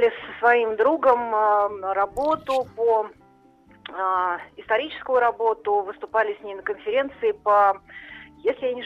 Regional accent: Moscow, Russia; Я из Москвы.

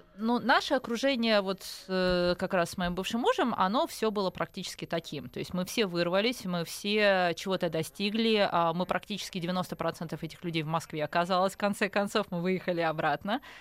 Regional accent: Kyiv, Ukraine; moved away as an adult; also born or lived in Bayonne, New Jersey, United States / France / Singapore; now in Moscow, Russia; в 19 лет, когда мы эмигрировали из Киева в Штаты

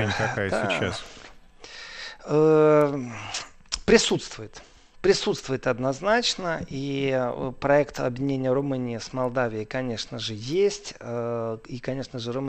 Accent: Moldova; я говорю, я приехал из Молдовы.

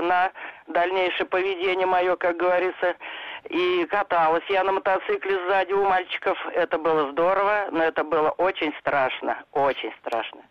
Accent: Podolsk, Moscow Oblast, Russia; я из Подольска

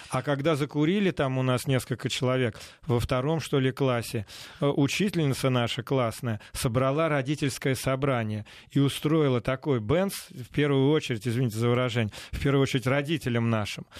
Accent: Balashov, Saratov Oblast, Russia; moved away; also born or lived in Moscow; я воспитывался в Балашове, Саратовской области

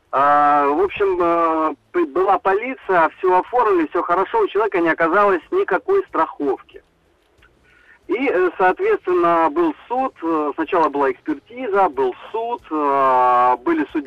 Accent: Cherepovets, Vologda Oblast, Russia; я сам из Череповца, вот мы приехали, должны были вылететь.

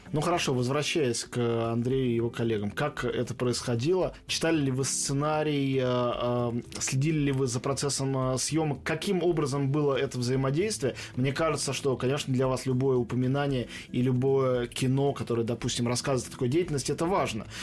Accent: Moscow, Russia; как москвич, что в Москве

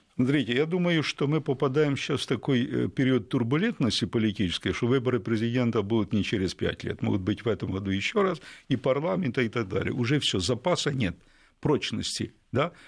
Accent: Ukraine; Я українець от діда і прадіда.

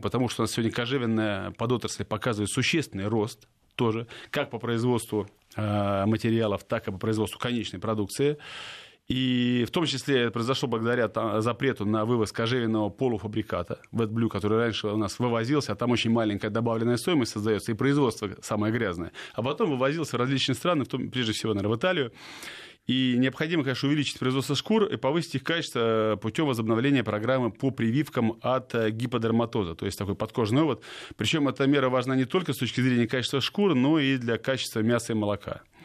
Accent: Saint Petersburg, Russia; губернатор моего родного города Георгий Сергеевич Полтавченко

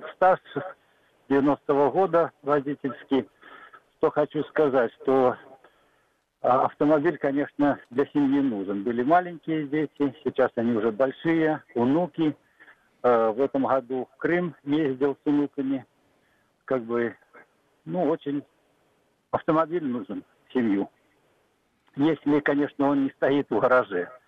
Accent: Belarus; я из Белоруссии и езжу на вахту в Подмосковье

